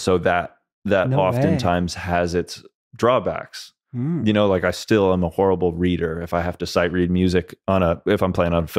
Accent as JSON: {"language": "English", "region": "Connecticut", "country": "United States", "tie": "born or raised there", "also_born_or_lived": "New Jersey", "said": "and I was born in Northern New Jersey. It's become a very affluent area because of the proximity to New York City. Same with Connecticut."}